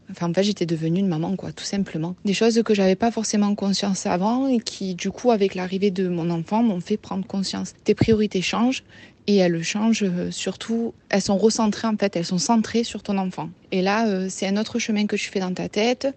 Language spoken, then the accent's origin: French; near Marseille, Provence-Alpes-Côte d'Azur, France; accent: Marseille; j'habite près de Marseille. Je pense que ça s'entend à mon accent.